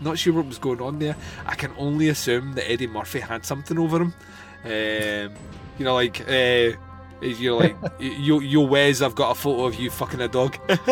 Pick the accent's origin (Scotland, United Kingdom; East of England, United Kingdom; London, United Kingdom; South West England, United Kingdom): Scotland, United Kingdom; I come from Scotland